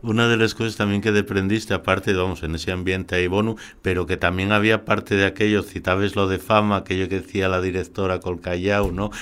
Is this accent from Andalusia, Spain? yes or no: no; Sama, Asturias, Spain; que soy de Sama